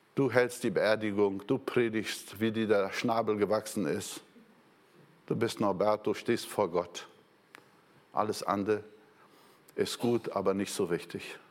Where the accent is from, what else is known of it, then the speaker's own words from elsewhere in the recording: Brazil; moved away; Ich war ja Brasilianer